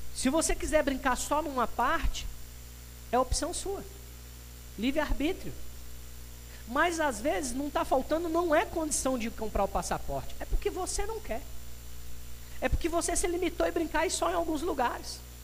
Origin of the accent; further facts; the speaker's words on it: Brazil; Nós como brasileiros